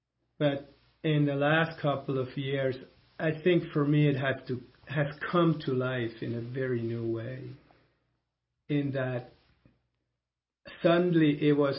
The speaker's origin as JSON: {"language": "English", "country": "Switzerland", "first_language": "German", "second_language": "English", "said": "Because in German, which is my mother tongue, Swiss, it is die Erde."}